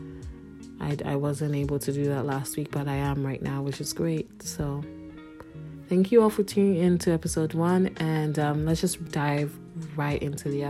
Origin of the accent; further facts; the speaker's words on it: Ghana; now in Canada; I grew up in Ghana